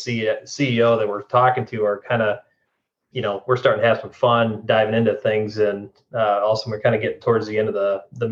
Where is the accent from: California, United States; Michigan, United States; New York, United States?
Michigan, United States; West; moved away as an adult; my wife and I are thrilled to be home where we grew up here in West Michigan